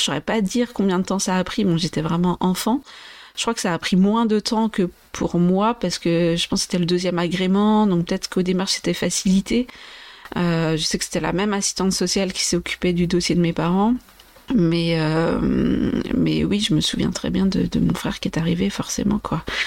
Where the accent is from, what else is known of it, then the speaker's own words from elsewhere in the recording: Vendée, Pays de la Loire, France; also born or lived in Brazil / Brest / Angers / Nantes; je suis née au Brésil et j'ai grandi en Vendée, donc dans l'ouest de la France